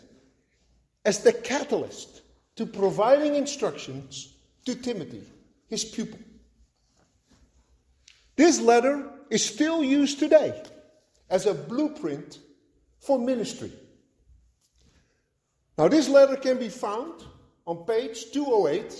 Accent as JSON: {"language": "English", "country": "Netherlands", "tie": "born or raised there", "moved": "yes", "said": "at a young age, growing up in Holland."}